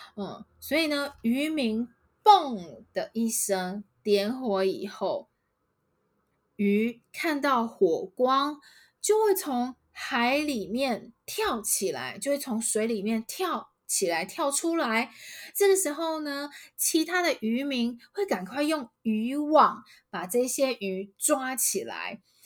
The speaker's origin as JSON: {"language": "Chinese", "country": "Taiwan", "said": "我们台湾人就是很习惯用台语来说这样的事情"}